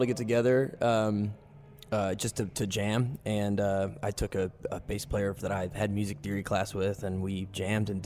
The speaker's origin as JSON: {"language": "English", "town": "Winchester", "region": "Kentucky", "country": "United States", "tie": "born or raised there", "said": "I grew up in a small town called Winchester, Kentucky, just right outside of Lexington."}